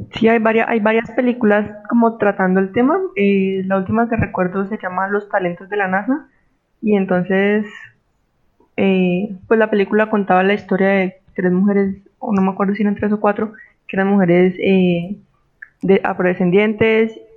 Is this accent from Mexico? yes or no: no; Colombia; also born or lived in Cali, Colombia; como buena colombiana